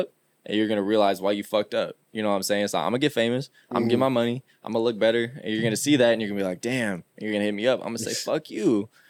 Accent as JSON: {"language": "English", "town": "Sacramento", "region": "California", "country": "United States", "tie": "born or raised there", "said": "it's where I grew up. This is my home."}